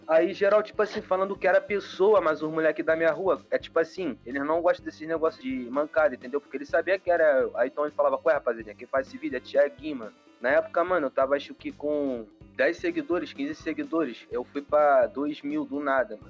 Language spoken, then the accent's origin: Portuguese; Rio de Janeiro, Brazil; eu sou da Zona Oeste